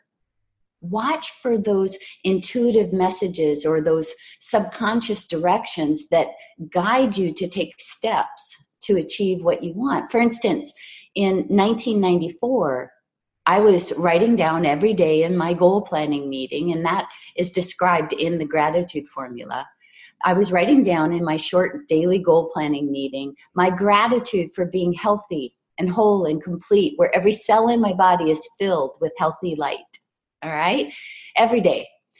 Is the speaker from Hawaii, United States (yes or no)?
yes; Hawaii, United States; I was raised in Hawaii